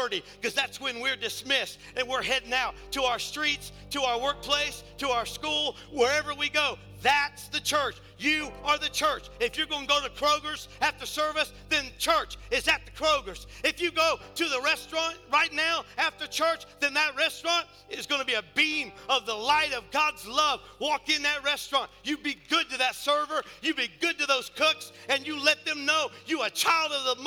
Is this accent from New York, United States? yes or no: no; north of Cincinnati, Ohio, United States; I'm from up north of Cincinnati.